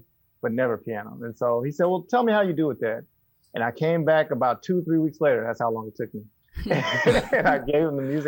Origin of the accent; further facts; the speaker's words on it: Garland, Texas, United States; I grew up in Garland, Texas, not far from where you are.